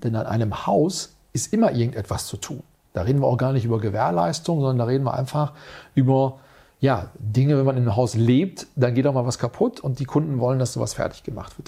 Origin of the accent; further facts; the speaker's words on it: Münster, North Rhine-Westphalia, Germany; in Münster, meiner Heimatstadt